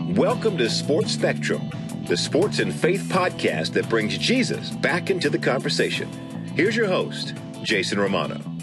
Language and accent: English; Louisville, Kentucky, United States; growing up in Louisville, Kentucky, we had a culture of faith in our family